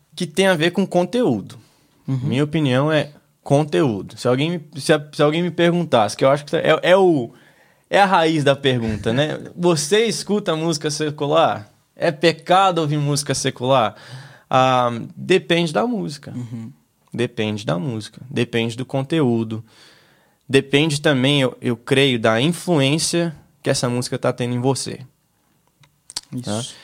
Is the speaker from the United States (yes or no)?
yes; United States; eu cresci aqui nos Estados Unidos na, na época da high school